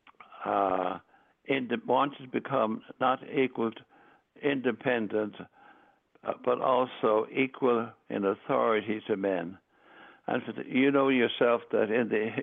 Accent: Ireland; moved away; I was raised in Ireland, the seventh of nine children

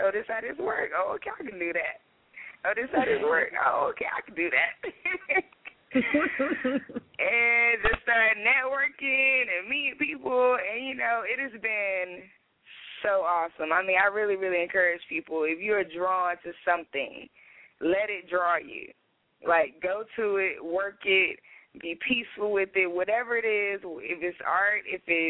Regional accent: Durham, North Carolina, United States; I'm from North Carolina, Durham, born and raised

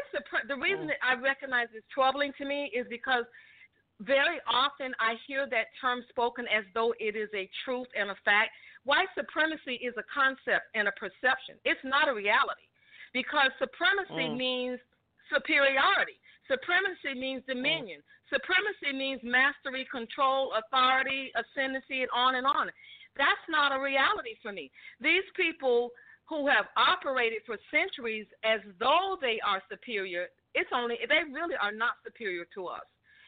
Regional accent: the South, United States; Listen, I'm from the South

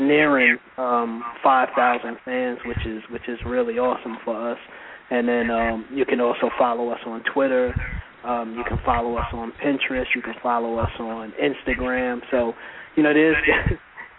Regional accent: New York City, New York, United States; I grew up in Brooklyn, New York, and I grew up more specifically in the East New York section of Brooklyn

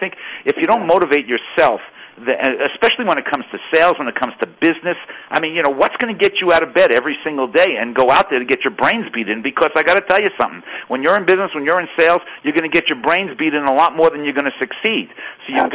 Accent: New York City, New York, United States; moved away as an adult; also born or lived in Manhattan; now in Chapel Hill, United States; I grew up in Brooklyn, spent most of my life in New York City. I lived in Manhattan for 25 years, and then just about 10 years ago, we moved to Chapel Hill, North Carolina

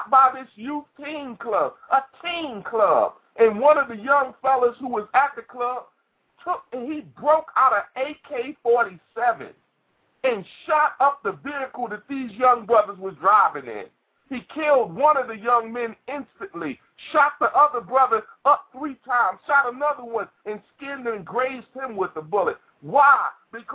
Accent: New York City, New York, United States; I came out of Brooklyn, New York. I came from Brownsville

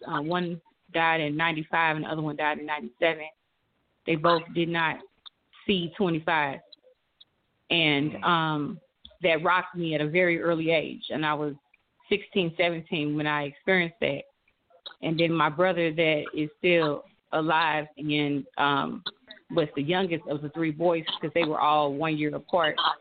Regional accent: St. Louis, Missouri, United States; I grew up in St. Louis, Missouri, um, born and raised

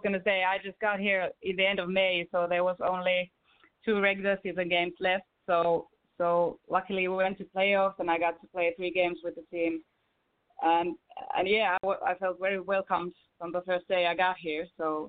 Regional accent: Lohja, Uusimaa, Finland; moved away as an adult; a couple of my friends started a women's team in my hometown, in Lohja, which is a really small town.

